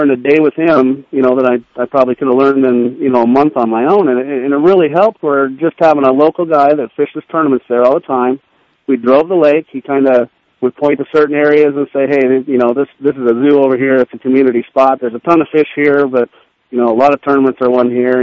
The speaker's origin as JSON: {"language": "English", "region": "Arizona", "country": "United States", "tie": "born or raised there", "said": "growing up in Arizona, we didn't have a lot of lakes with grass"}